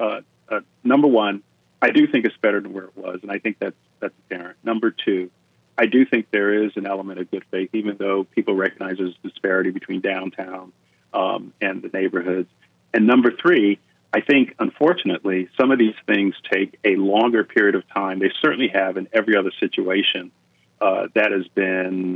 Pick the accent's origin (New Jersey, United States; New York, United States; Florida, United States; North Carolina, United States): Florida, United States; Fort Lauderdale; moved away; where I grew up in Fort Lauderdale